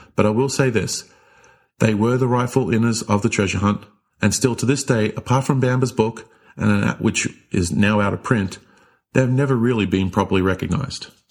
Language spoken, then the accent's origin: English; New Jersey, United States; my home state here in New Jersey